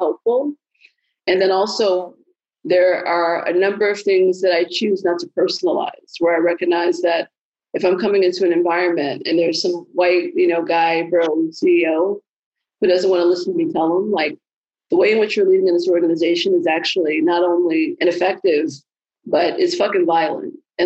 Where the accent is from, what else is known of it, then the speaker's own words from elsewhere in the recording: Chicago, Illinois, United States; I'm originally from the South Side of Chicago